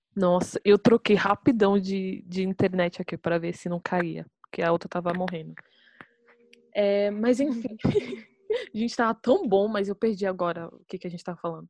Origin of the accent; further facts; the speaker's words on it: Brazil; a gente é brasileiro, a gente também é latino